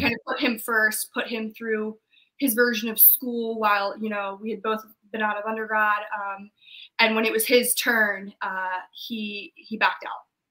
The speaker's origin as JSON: {"language": "English", "region": "Maryland", "country": "United States", "moved": "yes", "said": "I'm from Maryland, so I went home"}